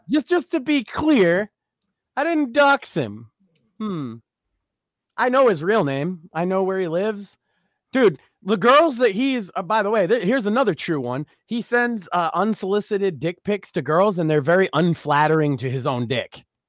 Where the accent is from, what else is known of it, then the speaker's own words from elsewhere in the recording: Massachusetts, United States; I am very vocally from Massachusetts